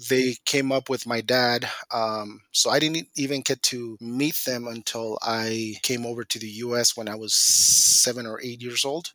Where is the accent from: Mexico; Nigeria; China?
Mexico; Guanajuato; also born or lived in Mountain Home, Idaho; now in Moscow, United States; I came from Mexico, um, from a small ranchito in Guanajuato. That's where I was born. That's where I grew up.